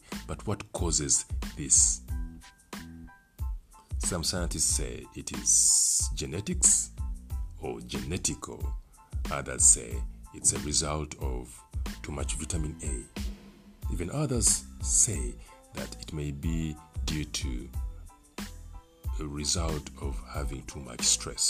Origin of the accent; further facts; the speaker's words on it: Uganda; I come from Africa, I come from Uganda